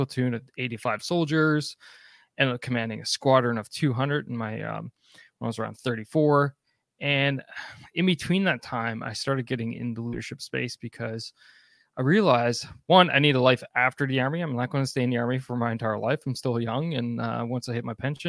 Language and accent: English; East Coast of Canada, Atlantic Canada, Canada; growing up on the East Coast of Canada